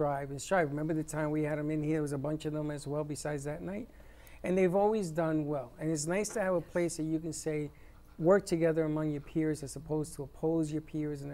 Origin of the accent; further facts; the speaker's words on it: New York City, New York, United States; I'm from the Bronx.